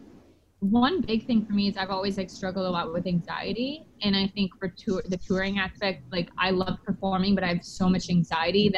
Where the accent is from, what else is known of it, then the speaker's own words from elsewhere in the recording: Canada; because I'm actually Canadian